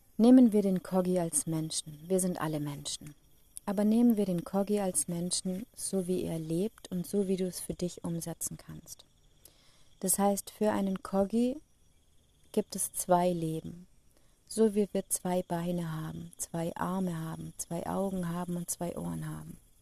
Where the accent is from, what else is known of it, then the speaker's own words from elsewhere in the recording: Germany; Ich komme aus Deutschland